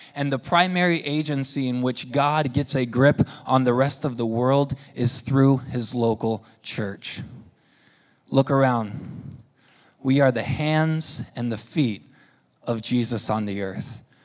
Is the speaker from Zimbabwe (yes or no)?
no; Spain; moved away; we grew up in Spain